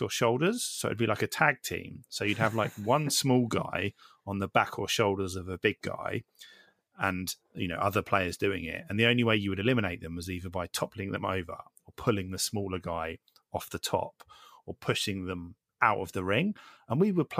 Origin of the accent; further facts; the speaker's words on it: Isle of Wight, South East England, United Kingdom; I grew up on the Isle of Wight